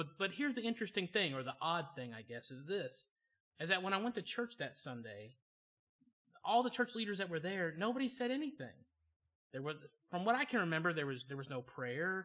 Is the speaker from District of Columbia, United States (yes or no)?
no; Georgia, United States; moved away; also born or lived in Choctaw, Oklahoma; I grew up in Georgia, which is noteworthy because my parents grew up in a small town in Pennsylvania, which means for me growing up in Georgia, I became bilingual. I could learn to talk Southern